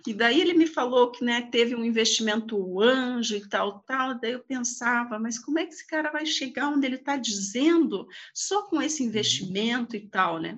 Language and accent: Portuguese; Lapa, Paraná, Brazil; eu nasci numa cidade próximo daqui, na Grande Lapa, né? Vim aos 16 anos para cá para estudar como bons filhos de lapiano